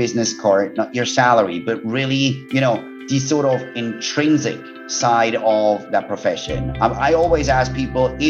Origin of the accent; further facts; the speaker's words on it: Switzerland; also born or lived in United Kingdom; I was born way too long ago in a beautiful country called Switzerland, which is also where I went to school